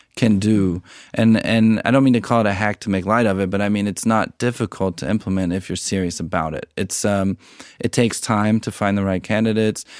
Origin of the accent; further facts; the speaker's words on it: United States; being American